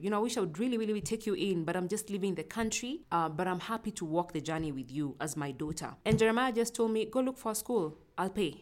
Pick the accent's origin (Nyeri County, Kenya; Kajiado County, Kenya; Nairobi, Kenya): Nairobi, Kenya; also born or lived in Uganda; I grew up in, uh, Kayole. Kayole is one of the informal settlements in Nairobi